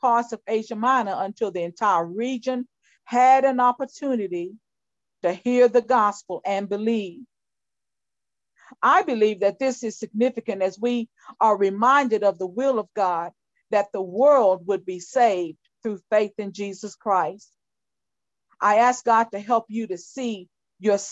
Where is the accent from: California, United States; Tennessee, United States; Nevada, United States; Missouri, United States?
Tennessee, United States; my hometown here in Tennessee